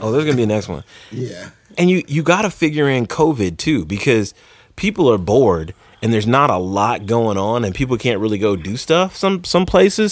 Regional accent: Manhattan, Kansas, United States; I grew up in Manhattan

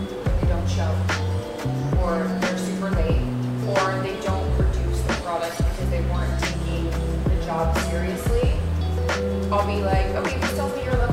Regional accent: Olathe, Kansas, United States; also born or lived in New Jersey / Brooklyn, New York; now in New York, United States; I was born in Jersey and moved to Kansas when I was 5.

